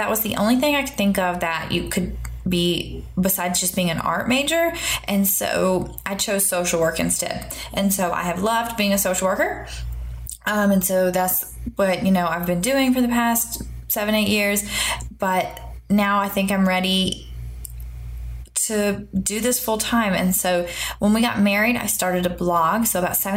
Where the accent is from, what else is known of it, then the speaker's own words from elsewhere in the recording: the American South, United States; accent: Southern; moved away as an adult; now in Seoul, South Korea; We are originally from America, from the South, and so you probably can hear it in my accent